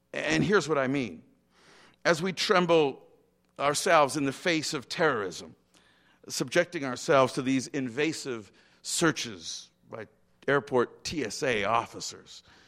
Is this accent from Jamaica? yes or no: yes; Montego Bay, Saint James, Jamaica; I was born in Montego Bay, Jamaica